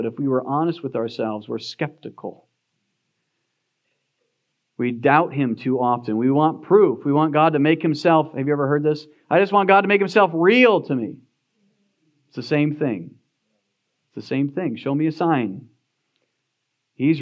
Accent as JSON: {"language": "English", "country": "United States", "said": "as American Christians"}